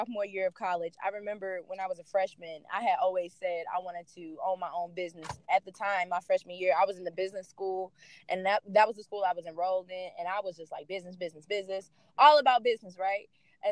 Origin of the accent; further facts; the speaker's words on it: St. Louis, Missouri, United States; I'm from St. Louis, Missouri